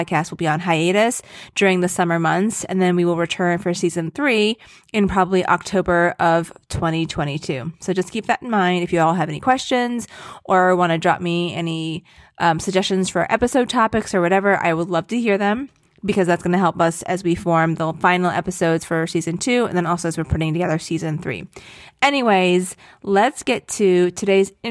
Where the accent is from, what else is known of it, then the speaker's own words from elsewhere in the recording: Blue Ridge Mountains in Virginia, United States; now in New York, United States; I grew up near the Blue Ridge Mountains in Virginia, and now we live in New York